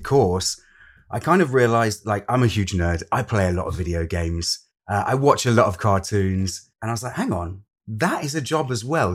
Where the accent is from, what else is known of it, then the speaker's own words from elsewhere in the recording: Lincolnshire, East Midlands, United Kingdom; moved away as an adult; also born or lived in London; I'm originally from Lincolnshire, and I moved from Lincolnshire to London to study an acting course